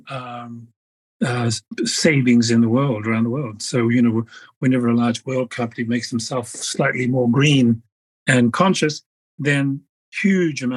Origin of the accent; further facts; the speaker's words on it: Samoa; I'm a Polynesian from Samoa.